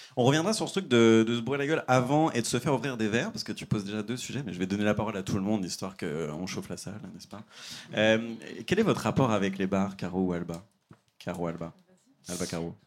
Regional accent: Île-de-France, France; moi, je viens de banlieue, euh, des HLM de banlieue

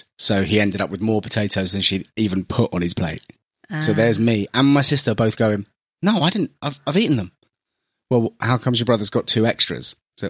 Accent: London, United Kingdom; accent: generic London; My accent apparently is generic London

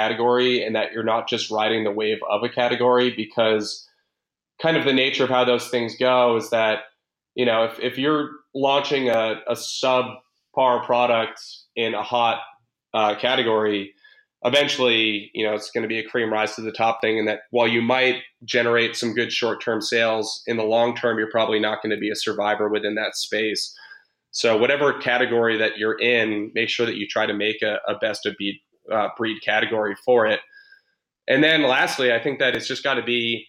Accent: Boston, Massachusetts, United States; I'm from Boston

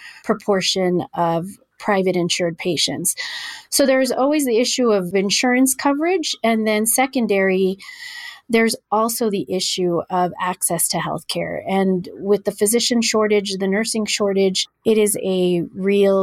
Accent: El Paso, Texas, United States; I was born and raised in El Paso

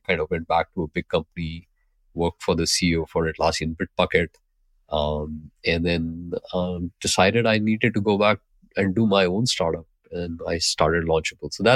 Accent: Mumbai, Maharashtra, India; also born or lived in Pune, India; I grew up in Mumbai, India.

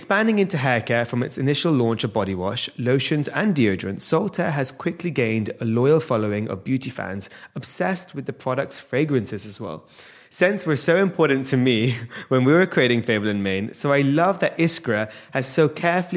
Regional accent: India; being an Indian

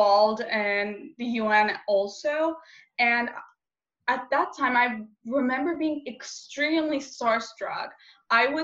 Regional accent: Istanbul, Turkey; I'm from Istanbul, Turkey, a 17-year-old gender activist

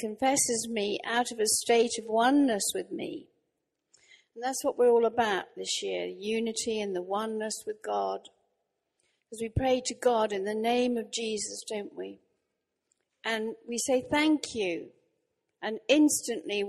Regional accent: Norwich, East of England, United Kingdom; I'm actually from Norwich in Norfolk

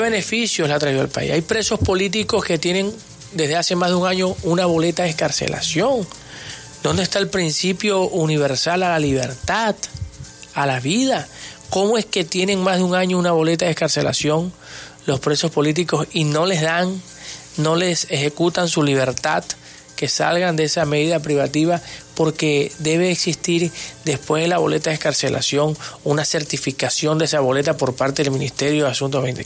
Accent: Venezuela; nosotros al igual que ellos somos venezolanos

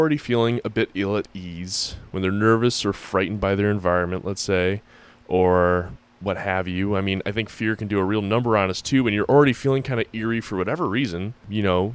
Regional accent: Springfield, Massachusetts, United States; I grew up in Springfield, Massachusetts, in a historic district

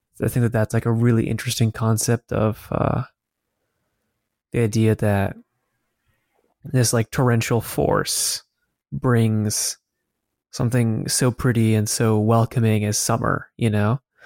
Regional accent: Colorado, United States; moved away; also born or lived in Los Angeles, California; growing up in Colorado and even in L

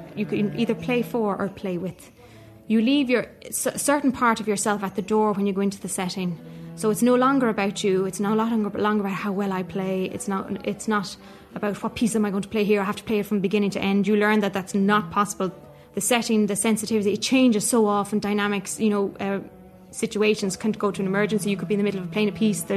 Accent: Meath, Leinster, Ireland; I'm a cellist from Meath

